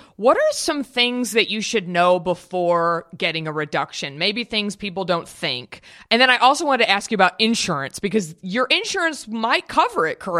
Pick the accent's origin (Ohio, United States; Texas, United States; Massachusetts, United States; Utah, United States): Texas, United States; Dallas; I grew up in Dallas.